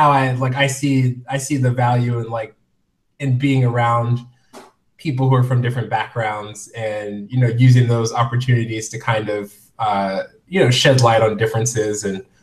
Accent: Indianapolis, Indiana, United States; also born or lived in Dayton, Ohio; Uh, so originally, I'm from Indianapolis, Indiana. Um, my dad was in the military, so we moved around quite a bit. So I, I lived in Ohio, like in a suburb of Dayton, for roughly 10

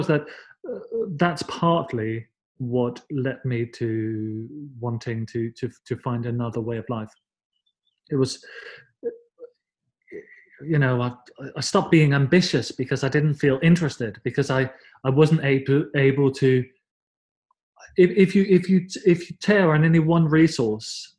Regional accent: Denmark; I'm from Denmark, and as I said, grew up in the sort of early 80s

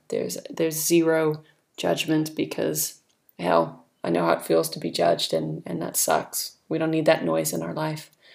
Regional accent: California, United States; moved away as an adult; now in New Zealand; growing up in California

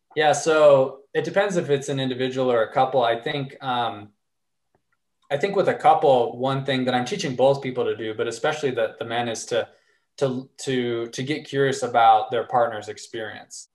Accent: Arkansas, United States; I grew up in Arkansas

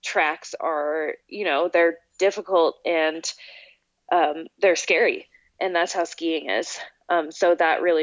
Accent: Oregon, United States; also born or lived in Alberta, Canada; I was born in Alberta in 1988, and I moved to Oregon when I was 7 in 1995 with my family.

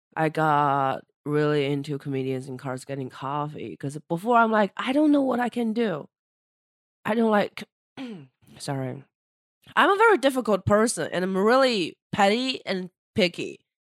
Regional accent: China; moved away as an adult; now in New York, United States; I'm a Chinese person from China

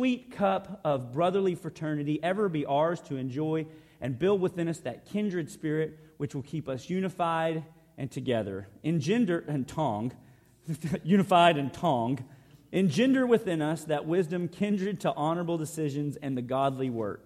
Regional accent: Arkansas, United States; I'm coming from Arkansas

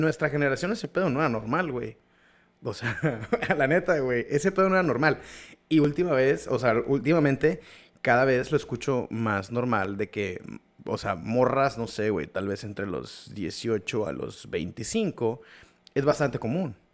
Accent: Mexico; somos mexicanos

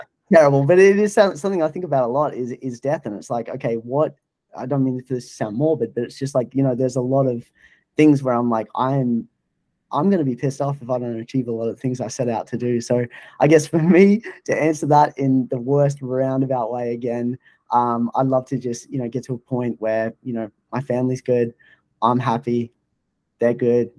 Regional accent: Australia; I love that, you know, being an Australian and you're giving this platform as well.

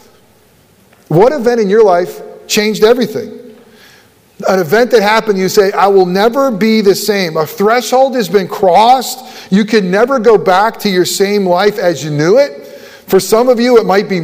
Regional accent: Buffalo, New York, United States; moved away; I was born in Buffalo

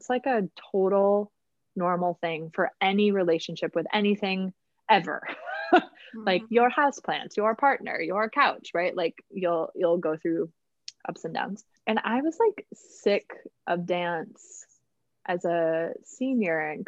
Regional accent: Minneapolis, Minnesota, United States; I grew up in Minneapolis. That's where I'm from.

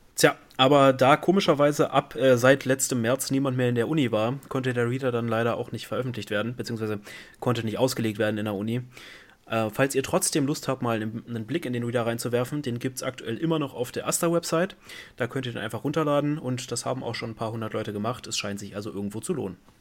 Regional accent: Brandenburg, Germany; now in Giessen, Germany; ich komme aus Brandenburg

